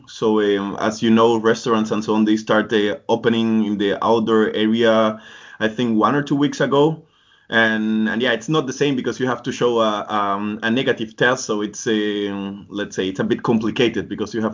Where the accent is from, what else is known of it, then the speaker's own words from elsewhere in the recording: Colombia; moved away; I'm from Colombia.